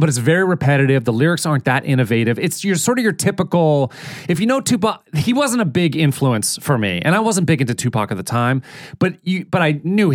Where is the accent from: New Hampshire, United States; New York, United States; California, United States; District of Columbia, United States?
New Hampshire, United States; born or raised there